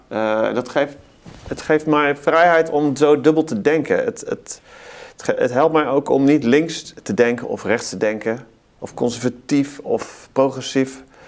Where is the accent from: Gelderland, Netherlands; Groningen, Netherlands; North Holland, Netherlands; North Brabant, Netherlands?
North Brabant, Netherlands; Best; Ik kom uit eh, Brabant, het eh, Best